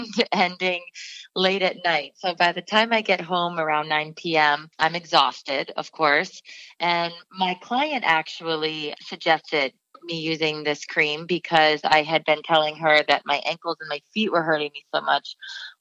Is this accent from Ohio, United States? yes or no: yes; Canton, Ohio, United States; I grew up in Canton, Ohio.